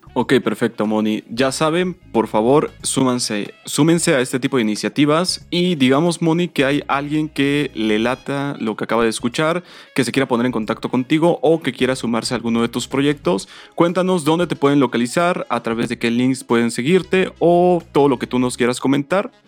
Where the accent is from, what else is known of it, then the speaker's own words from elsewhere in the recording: Mexico; como mexicanos